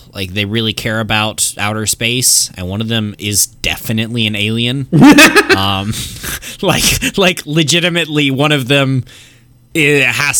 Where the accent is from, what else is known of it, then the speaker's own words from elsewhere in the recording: Killeen, Texas, United States; just say Texas. No, because fuck Austin. We're from Killeen.